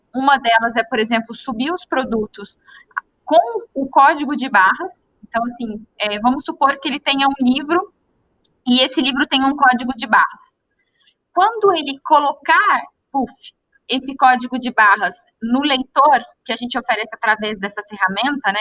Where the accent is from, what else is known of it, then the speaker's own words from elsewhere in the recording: interior of Minas Gerais, Brazil; Eu sou do interior de Minas